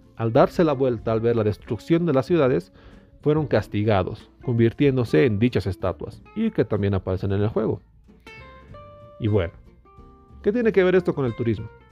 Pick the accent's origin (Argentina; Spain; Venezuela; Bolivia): Bolivia; Tarija; yo nací en Tarija, en Bolivia